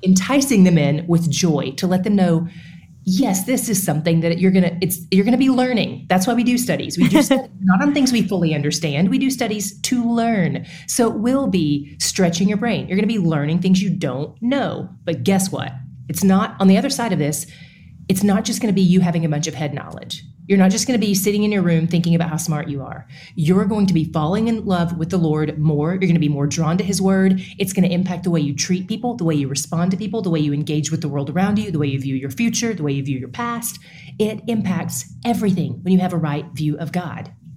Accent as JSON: {"language": "English", "region": "East Tennessee", "country": "United States", "moved": "yes", "lives_now": "Dallas, United States", "said": "I am from East Tennessee"}